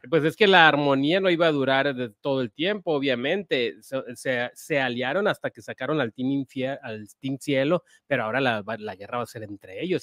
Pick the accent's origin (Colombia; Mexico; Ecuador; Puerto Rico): Mexico; Ciudad Obregón, Sonora; mi tierra